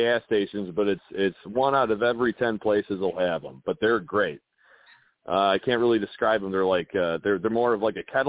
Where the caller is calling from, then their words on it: Villa Park, Illinois, United States; I'm calling from Villa Park